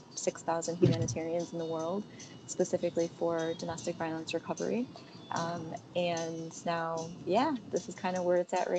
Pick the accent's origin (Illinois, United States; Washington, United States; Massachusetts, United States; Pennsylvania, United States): Illinois, United States; Chicago; moved away as an adult; also born or lived in Hong Kong; I was born and bred in Chicago